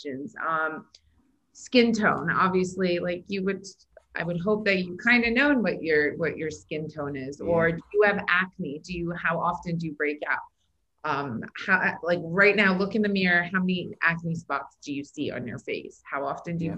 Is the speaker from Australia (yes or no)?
no; Iran; moved away; I was born in Iran